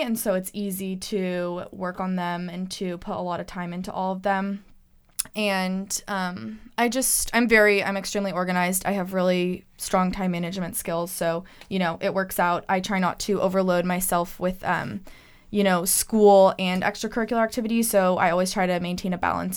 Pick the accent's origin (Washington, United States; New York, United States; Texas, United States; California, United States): California, United States; Bay Area; moved away as an adult; now in Eugene, United States; I'm from the Bay Area